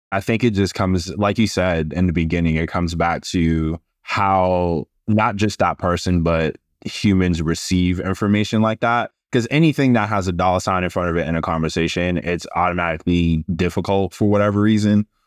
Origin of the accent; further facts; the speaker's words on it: Boston, Massachusetts, United States; I'm a Boston kid. I'm from Massachusetts